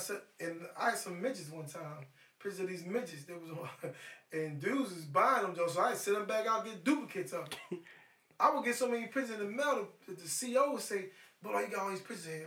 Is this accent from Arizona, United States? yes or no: no; Philadelphia, Pennsylvania, United States; It's a Maryland number, but I'm from Philly. I'm here based in Philly.